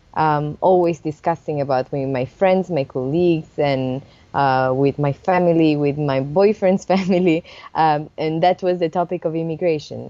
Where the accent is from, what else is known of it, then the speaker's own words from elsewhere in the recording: Italy; moved away as an adult; also born or lived in Germany; now in Switzerland; I was coming from Italy